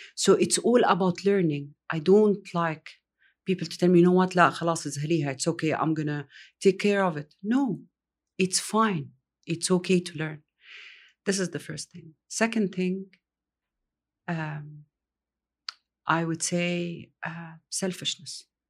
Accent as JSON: {"language": "English", "country": "Egypt", "tie": "born or raised there", "also_born_or_lived": "Riyadh, Saudi Arabia", "moved": "yes", "lives_now": "Saudi Arabia", "said": "I grew up in Egypt"}